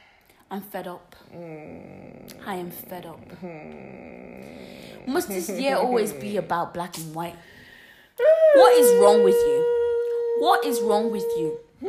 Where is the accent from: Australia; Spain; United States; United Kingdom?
United Kingdom; I'm black and I'm from here.